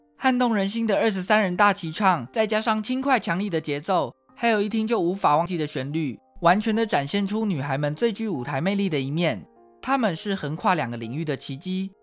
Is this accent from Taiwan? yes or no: yes; Taiwan; 台湾是一块宝岛，同时也是我们的家乡